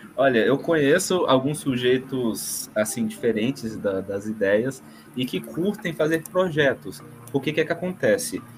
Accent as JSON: {"language": "Portuguese", "town": "Brasília", "region": "Federal District", "country": "Brazil", "said": "nós somos de Brasília, somos acadêmicos de Brasília"}